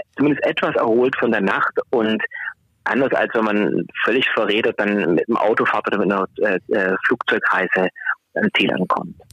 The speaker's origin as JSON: {"language": "German", "area": "Swabia", "region": "Baden-Württemberg", "country": "Germany", "accent": "Swabian", "said": "man kann es an meinem Dialekt hören. Ich habe eine schwäbische Herkunft"}